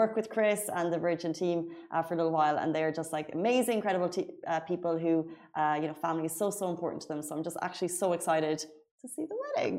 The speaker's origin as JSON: {"language": "English", "town": "Waterford", "region": "Munster", "country": "Ireland", "moved": "as an adult", "lives_now": "Dubai, United Arab Emirates", "said": "I live in Waterford and we say like bye"}